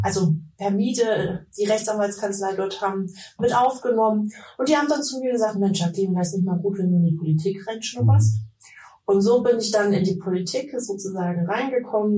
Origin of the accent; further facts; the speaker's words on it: Leipzig, Saxony, Germany; moved away as an adult; also born or lived in Vienna / Taiwan; now in Mecklenburg-Vorpommern, Germany; wie man mir anhört, komme ich nicht aus Mecklenburg-Vorpommern, sondern ich bin in Leipzig in Sachsen geboren, mhm. bin dort aufgewachsen